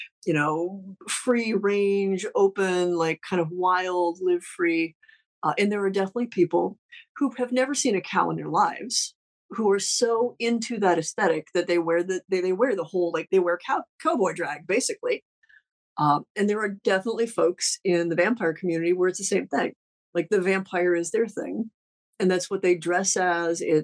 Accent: Ohio, United States; I'm from Ohio.

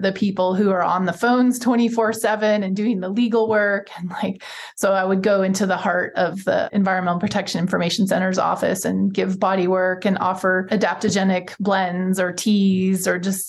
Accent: Montana, United States; moved away; also born or lived in Southwest United States; I grew up in the Montana wilderness

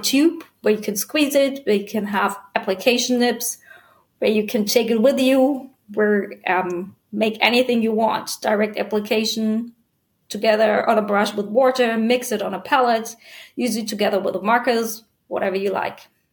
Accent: Germany; also born or lived in Cape Ann, Massachusetts, United States; I was born in Germany and raised there

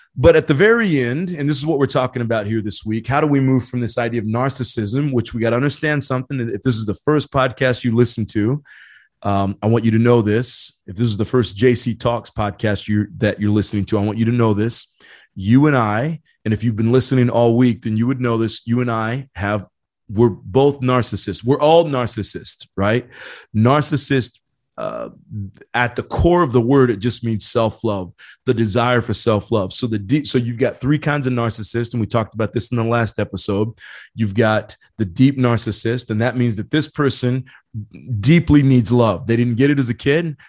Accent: Indiana, United States; now in San Diego County, United States; I grew up in Indiana, a small town in Indiana

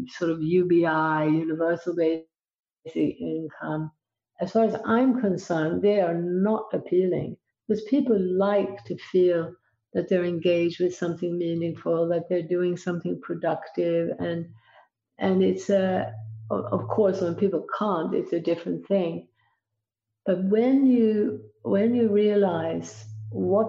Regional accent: Sweden; I grew up in Sweden

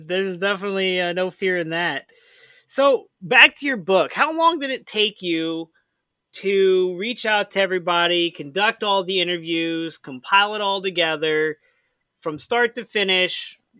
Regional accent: St. Louis, Missouri, United States; I'm from St. Louis.

